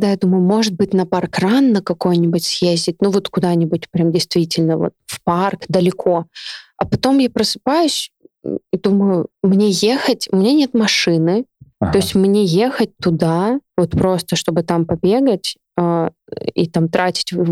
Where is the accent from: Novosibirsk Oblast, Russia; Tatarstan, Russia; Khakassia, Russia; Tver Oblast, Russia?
Novosibirsk Oblast, Russia; Novosibirsk; Я из Академгородка. Я жила в лесу 23 года.